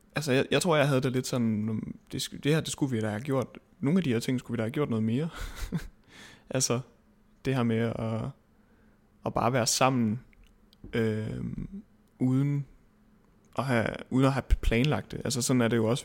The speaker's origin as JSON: {"language": "Danish", "town": "Svendborg", "region": "Southern Denmark", "country": "Denmark", "moved": "yes", "said": "jeg kommer fra Svendborg oprindeligt"}